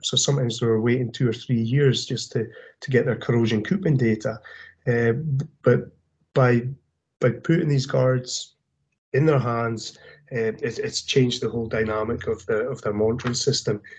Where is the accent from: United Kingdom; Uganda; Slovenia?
United Kingdom; Aberdeen, Scotland; moved away as an adult; now in The Woodlands, United States; I'm originally from Aberdeen area yeah. in Scotland